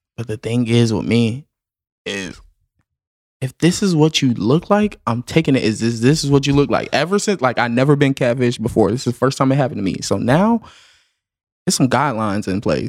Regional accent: the South, United States; I'm from the South

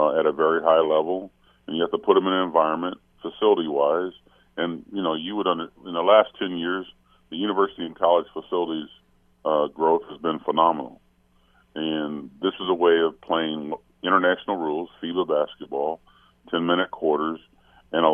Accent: Middletown, Ohio, United States; moved away; also born or lived in Milwaukee / Toronto; Our arch rival in high school, I'm from Middletown, Ohio, was Hamilton, Big Blue.

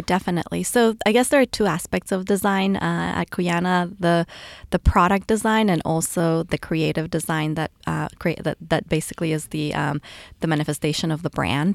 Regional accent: Ecuador; moved away as an adult; now in United States; I was raised in Ecuador and moved to the U S, um, for college

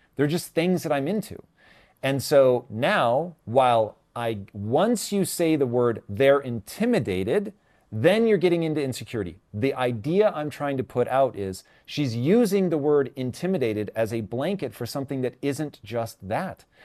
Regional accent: Tacoma, Washington, United States; growing up in Tacoma, Washington

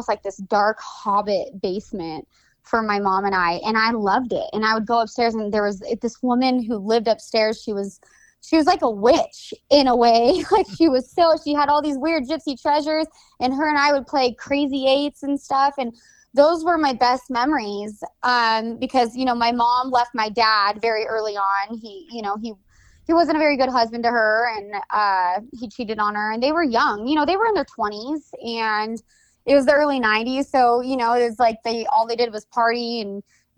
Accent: Napa, California, United States; also born or lived in St. Helena, California; I was born in Santa Elena, California, and my early years were based out of Napa, California

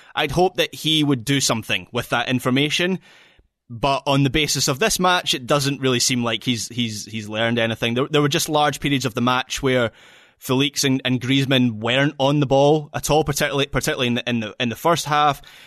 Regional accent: Scotland, United Kingdom; as a Scot

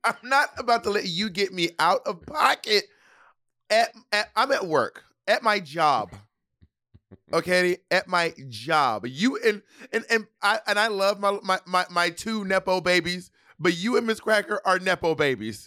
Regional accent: the South, United States; I'm Southern

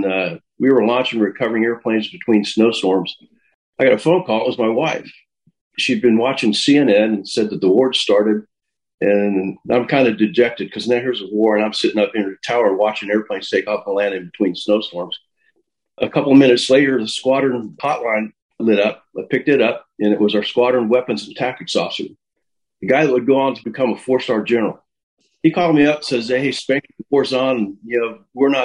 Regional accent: El Paso, Texas, United States; I grew up mostly in El Paso, Texas

